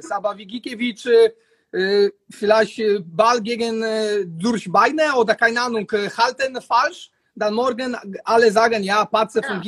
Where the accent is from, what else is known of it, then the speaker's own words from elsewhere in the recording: Poland; German is a second language; ja, ich komme aus Polen, ich habe keine, keine Angst